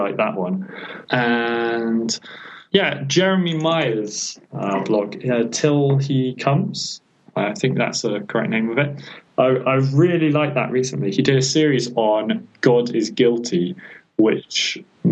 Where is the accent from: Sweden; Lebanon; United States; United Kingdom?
United Kingdom; moved away as an adult; also born or lived in Ukraine; now in Spain; I'm a British person